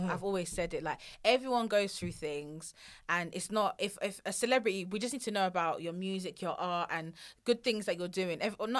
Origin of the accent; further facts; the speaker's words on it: Nigeria; I think the worst thing being Nigerian is always like the mother-in-law.